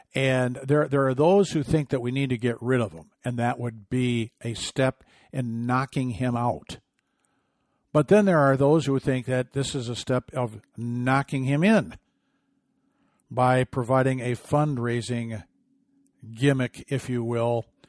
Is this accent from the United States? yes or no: yes; Michigan, United States; my home state team